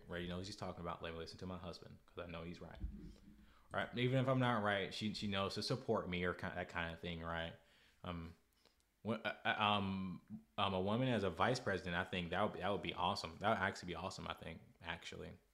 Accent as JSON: {"language": "English", "country": "United States", "said": "I'm American"}